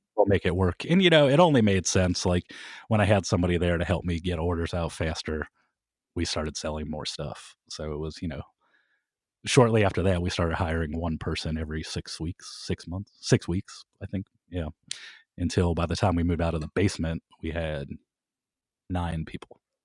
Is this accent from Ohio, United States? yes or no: yes; Kent, Ohio, United States; I was from Kent